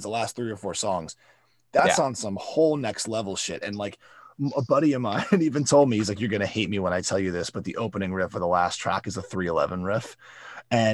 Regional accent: South Florida, United States; I was growing up in South Florida

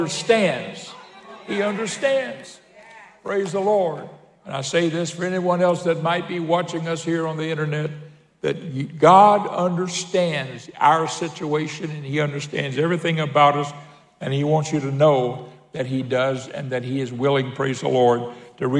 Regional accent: Pensacola, Florida, United States; when I was a kid growing up in Pensacola

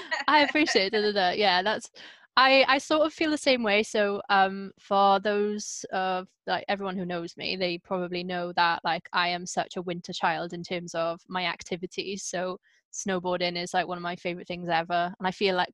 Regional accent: Wales, United Kingdom; growing up in Wales

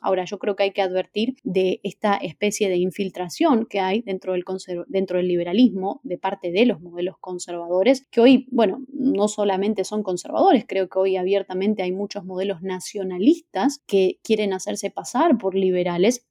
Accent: Argentina

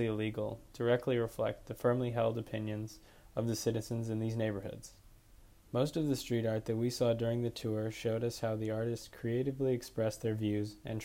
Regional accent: Chicago, Illinois, United States; I'm a rising senior at Colorado College. I'm a film major, and I'm from Chicago.

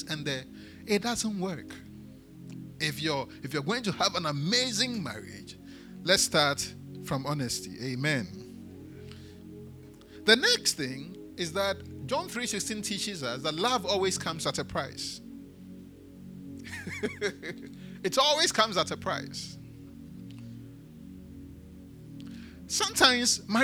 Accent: Accra, Greater Accra, Ghana; also born or lived in Elmina; I grew up in Adedinkpo

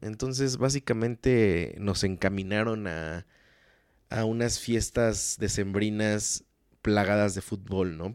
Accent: Mexico; como mexicanos

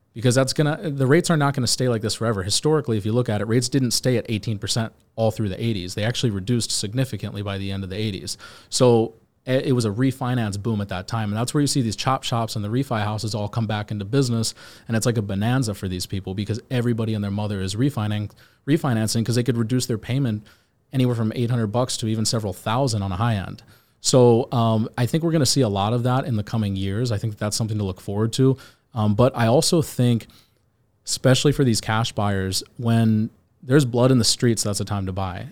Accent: Virginia, United States; now in Miami, United States; I'm from Virginia

